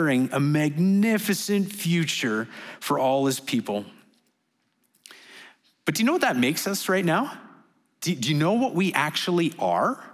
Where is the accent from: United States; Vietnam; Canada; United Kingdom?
Canada; moved away as an adult; now in Dubai, United Arab Emirates; we're from Canada